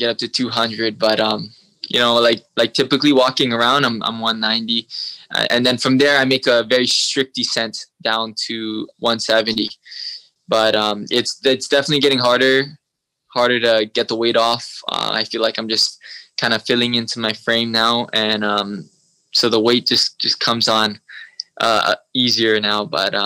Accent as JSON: {"language": "English", "region": "Hawaii", "country": "United States", "tie": "born or raised there", "also_born_or_lived": "Vancouver, Canada", "accent": "American", "said": "I was raised my whole life in Hawaii"}